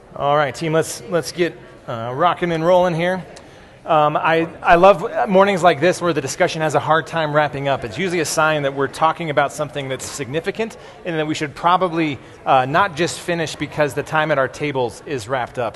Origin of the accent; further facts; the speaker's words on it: United States; a lot of American Christians